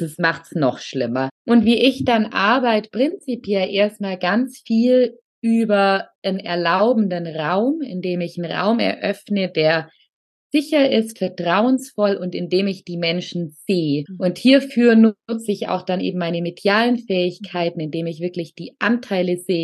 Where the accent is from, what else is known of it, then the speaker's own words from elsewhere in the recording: Allgäu, Bavaria, Germany; moved away; Ich komme ursprünglich aus dem Allgäu